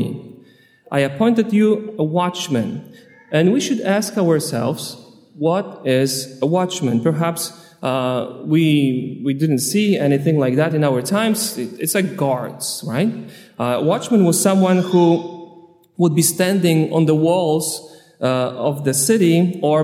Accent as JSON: {"language": "English", "country": "Poland", "also_born_or_lived": "Long Island, United States", "moved": "yes", "lives_now": "United States", "said": "Originally, I'm from Poland, but I'm a priest ordained on Long Island"}